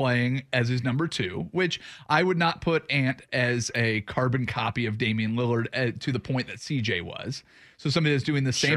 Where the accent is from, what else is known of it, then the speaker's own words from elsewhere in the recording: Vancouver, Washington, United States; I grew up in Vancouver